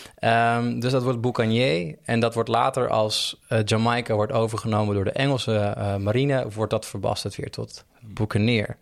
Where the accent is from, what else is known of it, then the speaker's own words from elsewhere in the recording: Almere, Flevoland, Netherlands; in Almere buiten, vlakbij waar ik opgroeide